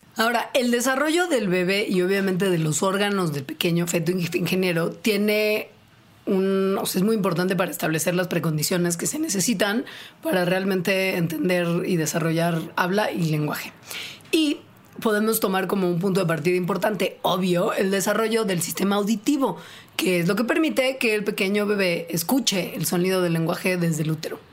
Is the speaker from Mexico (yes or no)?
yes; Mexico